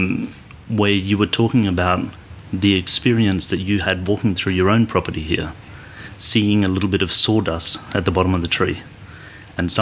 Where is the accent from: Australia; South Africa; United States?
Australia; moved away; I'm from Australia as well originally.